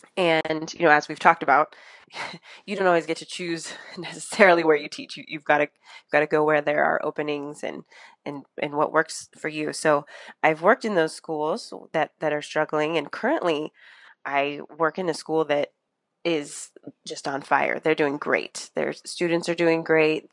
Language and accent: English; Northern California, United States; moved away as an adult; now in Los Angeles, United States; I'm actually from Northern California, and my dad still works in that area